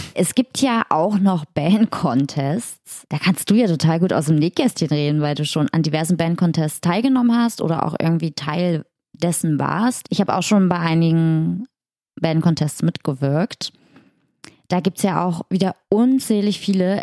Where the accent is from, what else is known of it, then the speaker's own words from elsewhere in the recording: Magdeburg, Saxony-Anhalt, Germany; in Magdeburg, in meiner Heimat